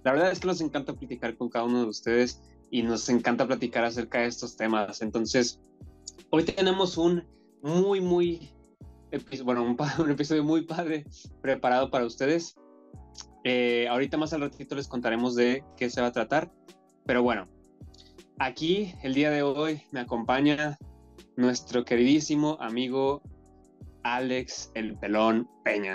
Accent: Monterrey, Nuevo León, Mexico; moved away as an adult; now in Madrid, Spain; yo que soy de Monterrey y estoy acostumbrado al calor

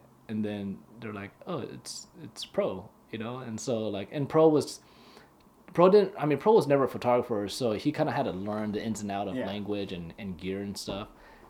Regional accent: Hawaii, United States; I'm from Hawaii, bro.

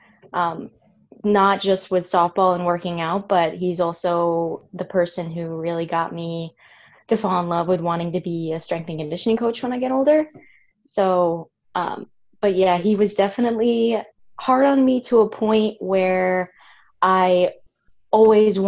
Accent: Catskill area, upstate New York, United States; I'm from a very small farm town in upstate New York, kind of the Catskill area

